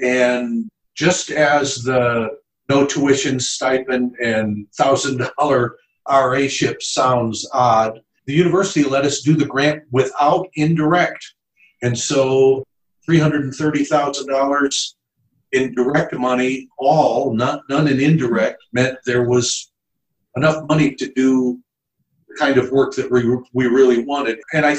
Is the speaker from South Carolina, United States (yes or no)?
no; Chicago, Illinois, United States; also born or lived in Arizona; now in St. Louis, United States; I grew up in Chicago